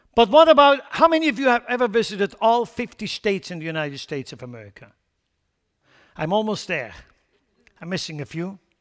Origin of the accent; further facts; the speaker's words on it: Lucerne, Switzerland; moved away; in Lucerne, my hometown